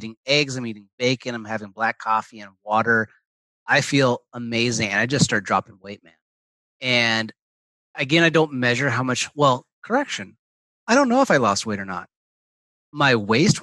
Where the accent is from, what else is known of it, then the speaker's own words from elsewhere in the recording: Portland, Oregon, United States; I'm from Portland, Oregon